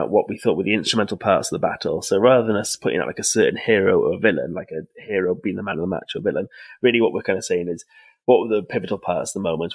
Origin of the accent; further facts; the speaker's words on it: Wales, United Kingdom; being Welsh